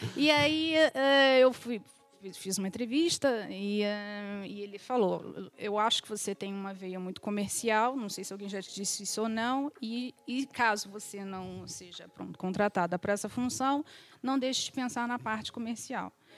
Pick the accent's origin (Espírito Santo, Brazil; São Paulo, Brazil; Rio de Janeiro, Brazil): Rio de Janeiro, Brazil; moved away as an adult; now in Portugal; sou do Rio de Janeiro, sou filha de imigrantes